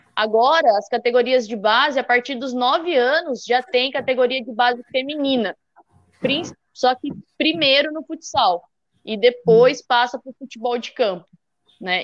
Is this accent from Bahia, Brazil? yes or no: no; Limeira, São Paulo, Brazil; eu com a Michelle, nós duas somos de Limeira